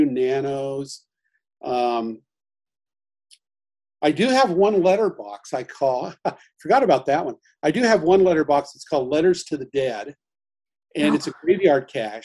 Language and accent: English; Southern Oregon, United States; now in Portland, United States; I grew up in Southern Oregon and I'm looking to retire down there.